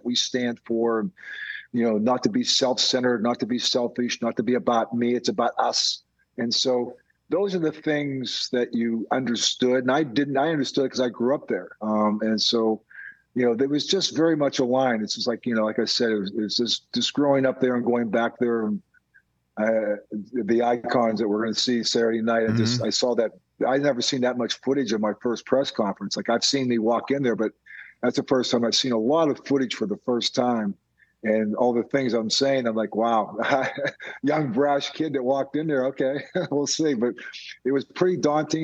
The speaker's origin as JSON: {"language": "English", "town": "Pittsburgh", "region": "Pennsylvania", "country": "United States", "tie": "born or raised there", "also_born_or_lived": "Cleveland", "moved": "as an adult", "said": "I ended up going back to my hometown in Pittsburgh."}